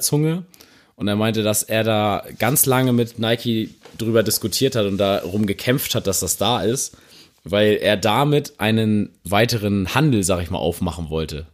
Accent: Northern Germany, Germany; für uns Norddeutsche

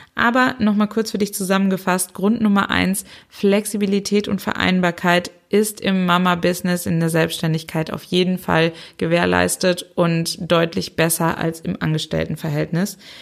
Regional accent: Germany; hier bei uns in Deutschland

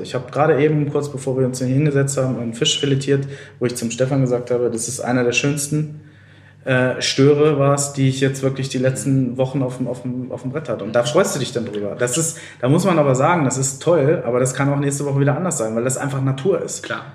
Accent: Lower Saxony, Germany; moved away; ich komme ja aus Niedersachsen

